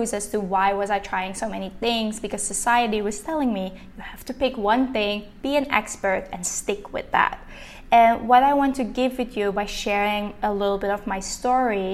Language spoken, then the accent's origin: English; Linkhout, Flanders, Belgium; first language Dutch; English is a second language; moved away; I'm originally from Belgium, from a really small village in Limburg, which is called Linkhout.